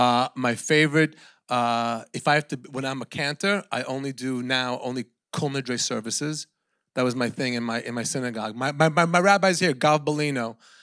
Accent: Sweden; I'm from Sweden.

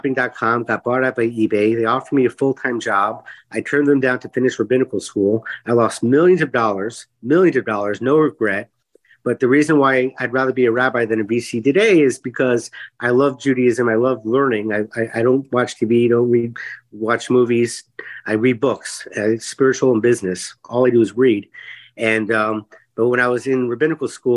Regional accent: Miami, Florida, United States; I grew up in Miami, went to Jewish day school my whole life

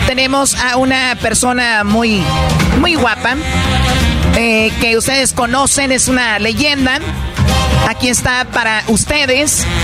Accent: Mexico; now in United States; yo cuando llegué de México fue en, eso, en ese tiempo, como en el 94. Sí. Entonces, cada que oigo esa canción, me acuerdo cuando yo iba llegando a Estados Unidos, que no sabía inglés.

